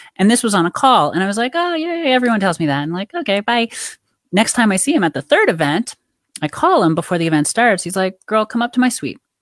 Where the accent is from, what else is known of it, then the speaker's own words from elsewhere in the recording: Canada; I grew up in Canada